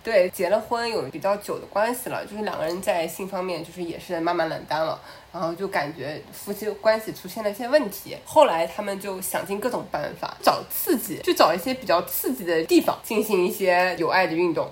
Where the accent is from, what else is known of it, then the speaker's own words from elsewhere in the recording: China; moved away as an adult; 以我从小在中国长大嘛